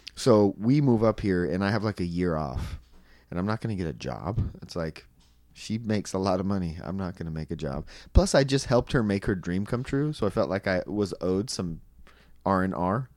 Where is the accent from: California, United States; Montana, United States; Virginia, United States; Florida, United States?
California, United States; Anaheim; moved away as an adult; now in Santa Cruz, United States; I'm from Anaheim. I moved to Santa Cruz